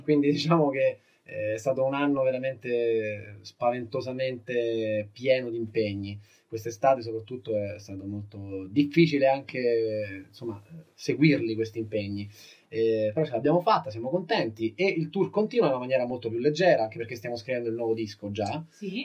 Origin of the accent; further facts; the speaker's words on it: Rome, Lazio, Italy; Noi veniamo da Roma